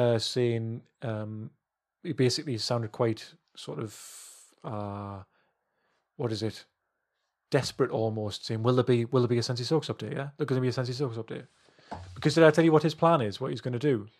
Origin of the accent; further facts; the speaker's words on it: England, United Kingdom; I'm English